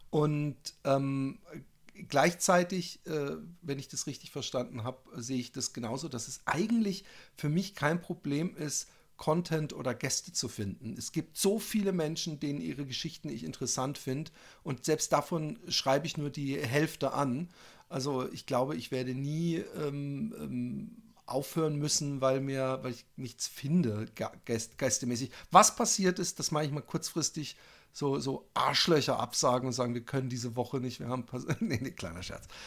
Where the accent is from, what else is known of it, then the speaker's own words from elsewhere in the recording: Styria, Austria; Ja. Ich bin ja auch Steirer